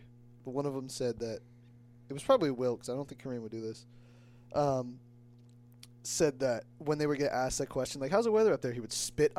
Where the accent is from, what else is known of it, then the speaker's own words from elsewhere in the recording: Ellington, Connecticut, United States; I'm from Ellington.